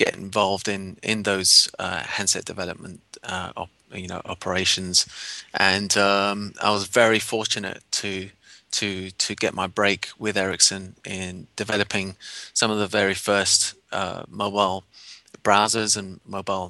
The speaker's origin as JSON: {"language": "English", "region": "London", "country": "United Kingdom", "tie": "born or raised there", "moved": "as an adult", "lives_now": "San Francisco, United States", "said": "I grew up in London. It's my hometown."}